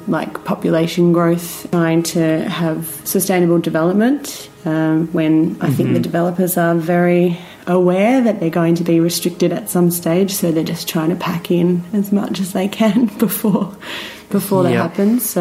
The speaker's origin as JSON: {"language": "English", "area": "Gippsland, Latrobe Valley", "region": "Victoria", "country": "Australia", "tie": "born or raised there", "also_born_or_lived": "Geelong / Melbourne", "moved": "as an adult", "lives_now": "Torquay, Australia", "said": "I'm originally from Gippsland or Latrobe Valley. So the coal centre of Victoria. So I grew up in that area"}